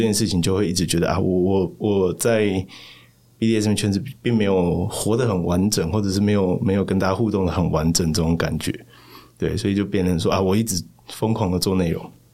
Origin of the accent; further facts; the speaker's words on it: Tainan, Taiwan; moved away as an adult; also born or lived in Taipei; 我在台南出生长大